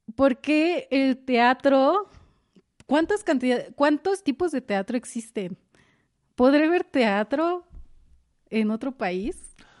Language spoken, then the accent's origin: Spanish; Jiutepec, Morelos, Mexico; yo soy de Morelos y pues Morelos no es un estado donde haya mucho teatro. Y en mi municipio menos